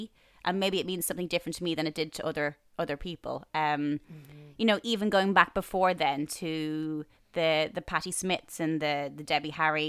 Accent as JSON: {"language": "English", "town": "Bray", "region": "Leinster", "country": "Ireland", "tie": "born or raised there", "said": "I grew up in Bray and there was two clothes shops in Bray."}